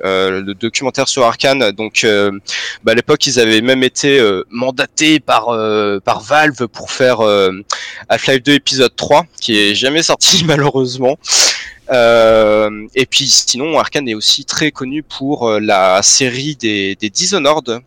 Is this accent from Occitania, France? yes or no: no; Vandœuvre-lès-Nancy, Grand Est, France; je viens de, de Vendœuvre, une espèce mhm. de, de, petite ville années 60-70 qui est juste à côté de Nancy